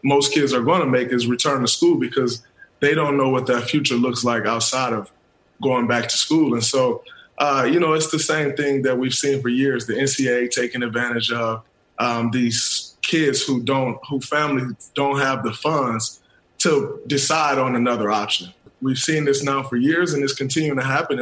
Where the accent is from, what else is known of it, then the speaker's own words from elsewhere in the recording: Saginaw, Michigan, United States; As a young black kid growing up in Saginaw, Michigan